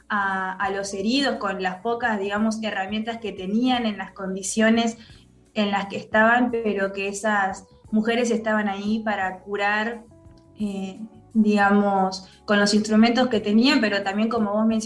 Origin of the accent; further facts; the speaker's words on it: Argentina; creo que la causa de Malvinas es algo que como argentinos y argentinas, más allá de opiniones y diferencias que tengamos